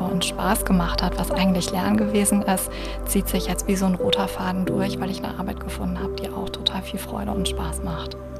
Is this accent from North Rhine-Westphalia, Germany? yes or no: yes; Essen, North Rhine-Westphalia, Germany; moved away as an adult; also born or lived in Spain / Passau; gebürtige Essenerin und sogar aus dem Essener Norden.